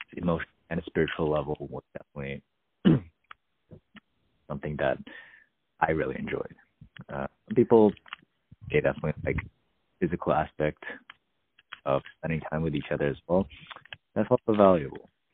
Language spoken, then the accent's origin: English; California, United States; being a Californian